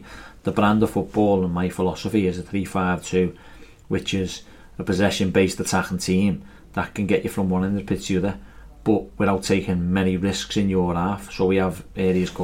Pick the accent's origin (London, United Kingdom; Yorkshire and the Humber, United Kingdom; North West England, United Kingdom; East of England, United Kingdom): North West England, United Kingdom; Liverpool; accent: Scouse; I'm from Liverpool